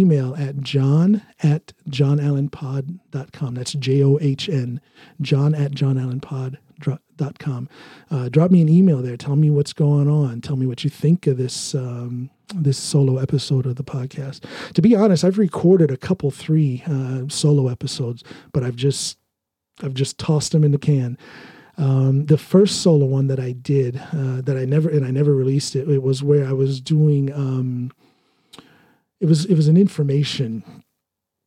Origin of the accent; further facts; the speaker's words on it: United States; moved away as an adult; now in Norway; as an American in Norway.